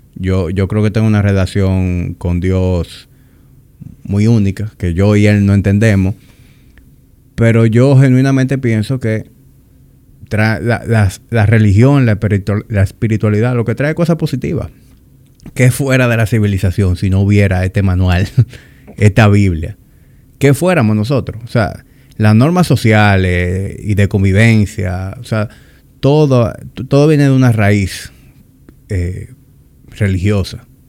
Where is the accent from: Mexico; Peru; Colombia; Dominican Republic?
Dominican Republic; accent: Dominican; yo hablo muy dominicano